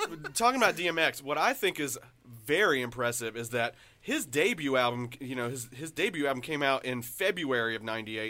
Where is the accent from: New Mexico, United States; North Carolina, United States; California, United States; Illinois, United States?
North Carolina, United States; Eden; I'm growing up in Eden, North Carolina.